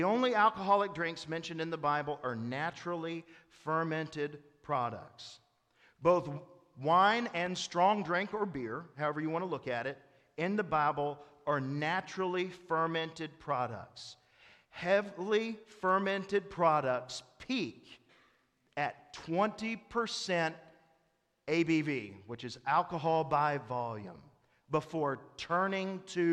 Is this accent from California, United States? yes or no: no; East Tennessee, United States; I'm from East Tennessee, and I have grandfathers on both sides who either made it or ran the truck